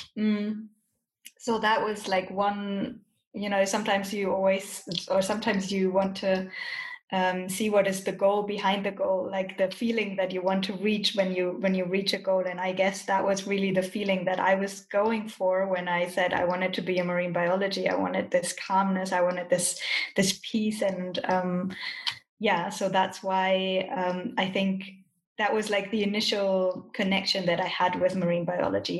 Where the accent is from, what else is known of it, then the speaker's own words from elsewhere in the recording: Germany; moved away as an adult; now in Colombia; I'm originally from Germany, but as Sarah said, I'm now living in Colombia.